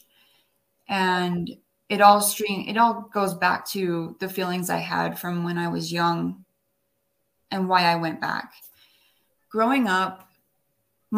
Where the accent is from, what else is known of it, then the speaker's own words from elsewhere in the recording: Orem, Utah, United States; also born or lived in Wyoming / New York City; we were raised in Wyoming until about 7 years old, and my mom and dad got divorced, and so we moved to Utah, and we moved to Orem and Provo area